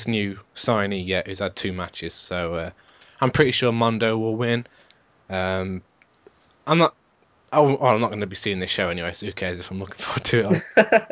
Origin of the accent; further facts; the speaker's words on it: England, United Kingdom; we're English